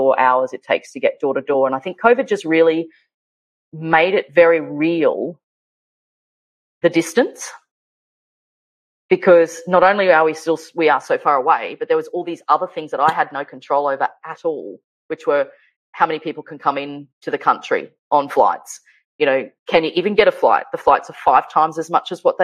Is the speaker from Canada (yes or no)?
no; Queensland, Australia; moved away as an adult; not only have I been vacant from this state for the period I've been overseas, but I've been vacant from this state since we left in 2005. So it's been quite a long time since I've been on my home, back on my homeland, in my home country